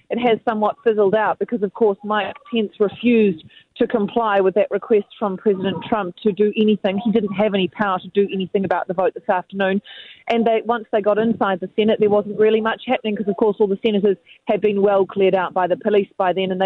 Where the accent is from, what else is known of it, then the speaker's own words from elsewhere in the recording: New Zealand; as a New Zealander